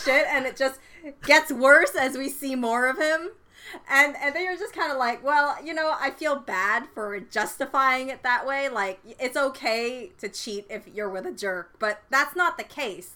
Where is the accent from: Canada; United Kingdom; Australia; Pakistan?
Canada; I am Canadian